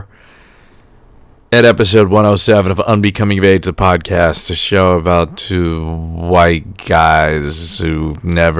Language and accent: English; New York City, New York, United States; now in New Jersey, United States; I'm from a much worse place, the worst place on earth, Staten Island, New York